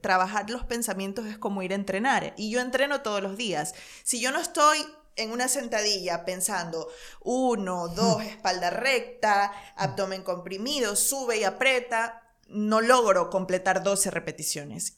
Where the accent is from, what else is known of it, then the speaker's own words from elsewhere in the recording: Ecuador; moved away as an adult; mi país, es como muy lamentable que un país de gente tan trabajadora, de cuatro regiones hermosas, de volcanes, de paisajes, de Galápagos, de la Amazonía